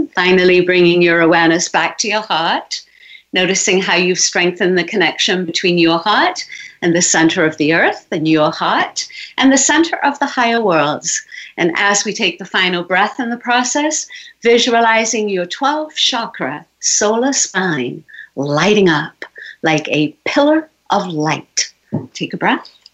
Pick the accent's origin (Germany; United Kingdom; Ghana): United Kingdom; England; moved away as an adult; I was born in England